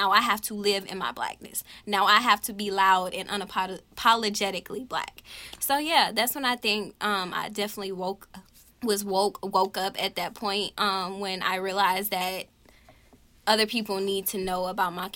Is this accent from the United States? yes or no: yes; Baton Rouge, Louisiana, United States; I'm from Baton Rouge, Louisiana. So I grew up in a black neighborhood. I grew up in the quote-unquote hood part of Sherwood in Baton Rouge